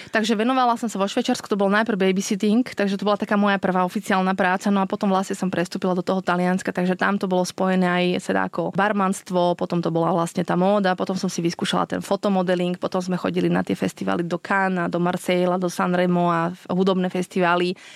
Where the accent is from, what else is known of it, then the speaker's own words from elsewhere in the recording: Slovakia; moved away as an adult; also born or lived in Switzerland; now in Cape Verde; Ja som rodená zo Spiske, no je si spod Tatier.